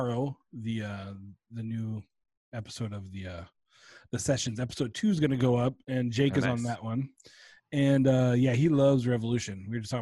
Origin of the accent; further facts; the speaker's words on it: Rolla, Missouri, United States; I was born in Rolla